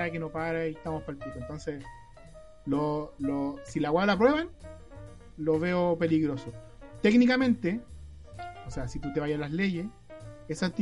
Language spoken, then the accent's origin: Spanish; Chile; Como todos lo hicimos como chilenos